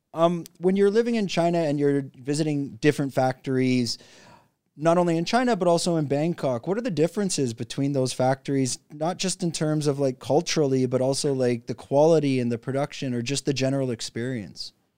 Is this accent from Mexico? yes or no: no; Canada; the same country as me, Canada